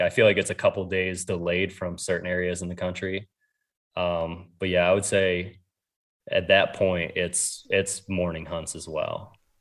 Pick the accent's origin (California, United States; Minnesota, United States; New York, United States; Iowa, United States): New York, United States; now in Ohio, United States; I grew up in New York